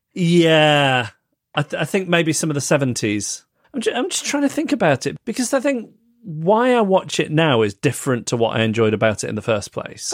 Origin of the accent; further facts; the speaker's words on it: Manchester, North West England, United Kingdom; Withington Hospital, which is the hospital where I was born in Manchester.